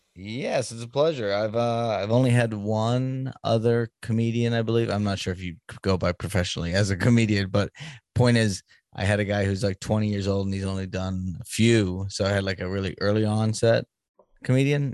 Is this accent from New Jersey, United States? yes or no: no; Boston, Massachusetts, United States; moved away; I'm from Boston originally